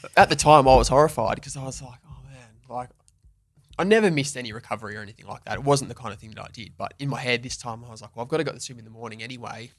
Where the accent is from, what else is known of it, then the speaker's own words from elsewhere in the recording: Western Australia, Australia; I got drafted at seventeen, so I stayed at home